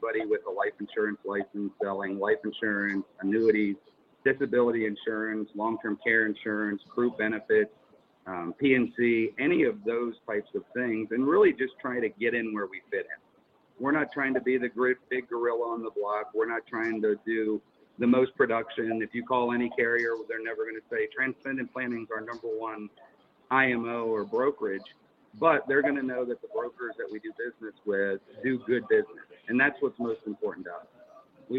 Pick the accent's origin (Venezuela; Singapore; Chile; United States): United States; Pittsburgh, Pennsylvania; moved away; also born or lived in California; I'm originally from Pittsburgh